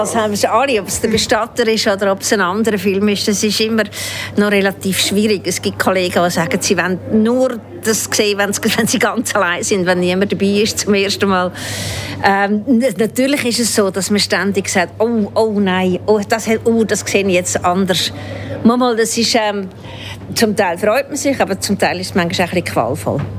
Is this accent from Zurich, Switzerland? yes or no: yes; Zurich, Switzerland; moved away; also born or lived in Germany / Baden; ich bin nicht Aargauerin, ich bin in Zürich aufgewachsen und bin dann sehr lange in Deutschland